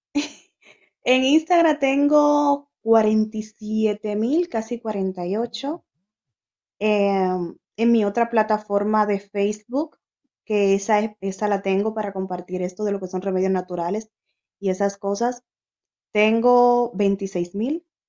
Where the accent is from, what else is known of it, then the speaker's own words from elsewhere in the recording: Dominican Republic; moved away as an adult; also born or lived in Santo Domingo; now in Spain; la primera página que creé fue estando en Santo Domingo